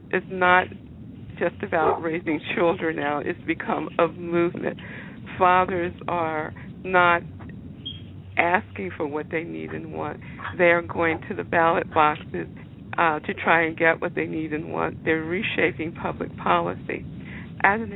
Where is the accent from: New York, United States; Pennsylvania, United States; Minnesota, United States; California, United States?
Pennsylvania, United States; Philadelphia; I'm a Philadelphia native. I was born, raised, educated here